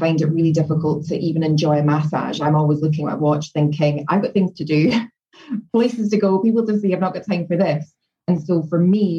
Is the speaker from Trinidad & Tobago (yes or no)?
no; Scotland, United Kingdom; moved away as an adult; also born or lived in London; I was from Scotland, so moving down to London and getting a job